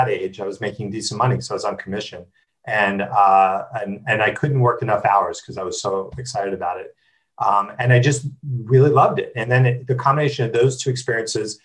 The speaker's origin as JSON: {"language": "English", "region": "New Jersey", "country": "United States", "tie": "born or raised there", "said": "I grew up in New Jersey, which is normal enough"}